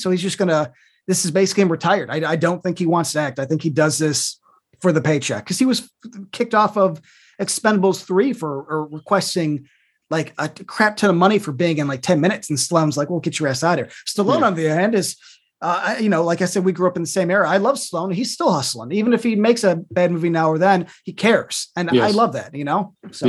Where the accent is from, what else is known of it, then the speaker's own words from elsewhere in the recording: Chicago, Illinois, United States; since I grew up in the south suburbs of Chicago.